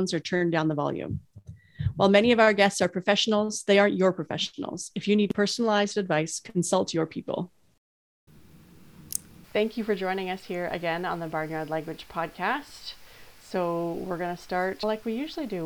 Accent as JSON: {"language": "English", "country": "Canada", "said": "as Canadians"}